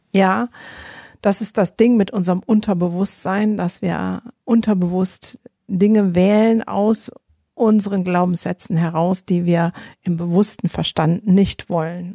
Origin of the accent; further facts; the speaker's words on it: Germany; bei uns in Deutschland